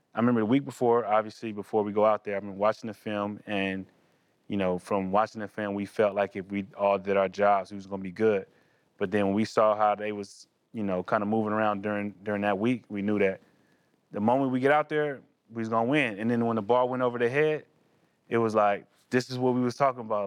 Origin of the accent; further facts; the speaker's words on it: California, United States; growing up in California